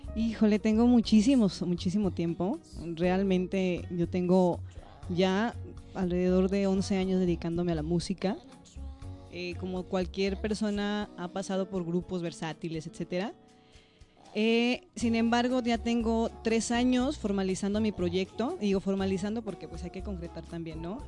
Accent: León, Guanajuato, Mexico; moved away as an adult; also born or lived in United States; soy orgullosamente guanajuatense. Soy originaria de León, Guanajuato.

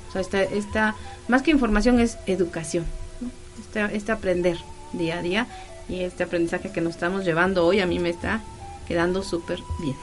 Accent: Mexico

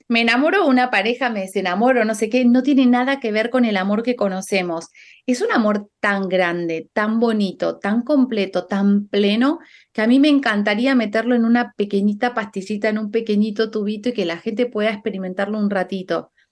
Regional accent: Argentina; now in Spain; yo como argentina, que estoy viviendo en España

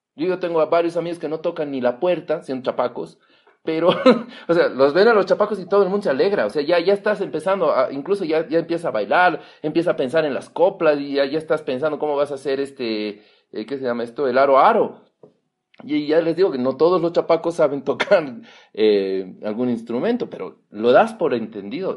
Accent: Bolivia; todos somos bolivianos

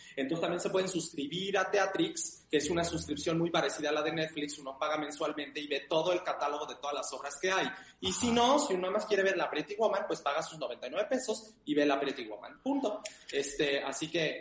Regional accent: Mexico; en mi país, en México

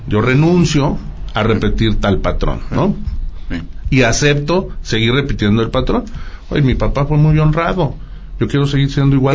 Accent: Aguascalientes, Mexico; Originarios de Aguascalientes, ahí es donde yo nací

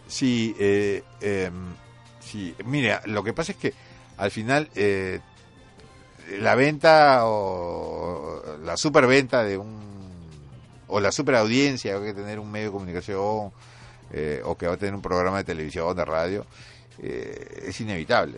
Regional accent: Peru; nosotros tenemos como tema recurrente los años del terrorismo, los años que marcaron a, la sociedad peruana

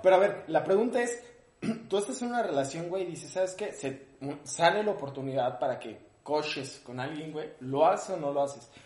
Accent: Ecatepec, State of Mexico, Mexico; si soy de Catepec

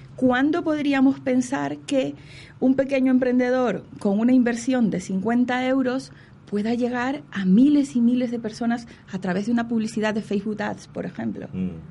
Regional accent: Ecuador; yo soy ecuatoriana

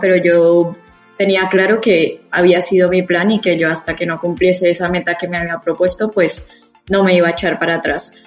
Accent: Bogotá, Colombia; moved away as an adult; now in Madrid, Spain; soy de Bogotá, en Bogotá pues está toda mi familia

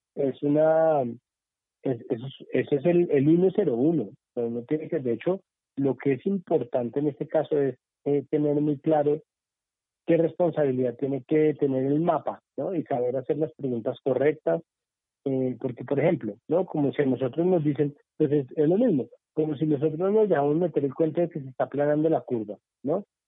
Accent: Colombia

